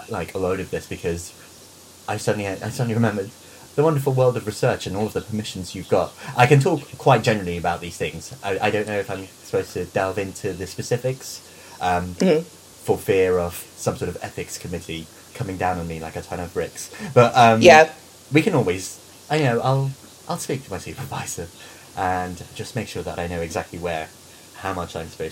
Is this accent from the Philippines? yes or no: yes; Philippines; moved away; I am Filipino.